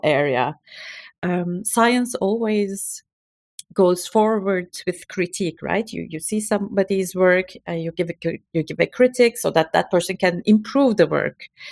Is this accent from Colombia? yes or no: no; Turkey; moved away as an adult; now in Belgium; I'm from Turkey. My parents, all of my family, they're, um, back in Istanbul, and I alone migrated to Belgium